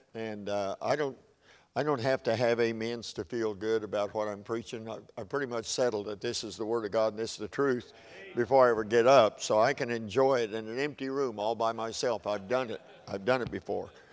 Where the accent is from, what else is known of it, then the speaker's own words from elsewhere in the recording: Oklahoma, United States; I'm from Oklahoma, so we're a little far to the Southwest to be called Southerners